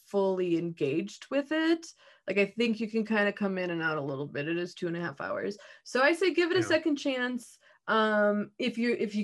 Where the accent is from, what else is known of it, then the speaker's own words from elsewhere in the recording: Midwest, United States; I'm from the Midwest